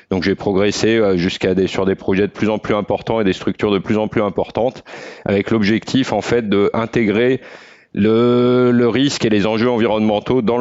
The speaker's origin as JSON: {"language": "French", "region": "the Alps", "country": "France", "tie": "born or raised there", "said": "vu que j'ai grandi dans les Alpes, donc euh, j'ai eu la chance de, pouvoir profiter des montagnes très jeune"}